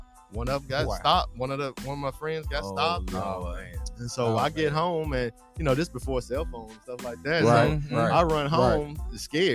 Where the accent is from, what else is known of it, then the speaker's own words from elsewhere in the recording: Nashville, Tennessee, United States; growing up in Bordeaux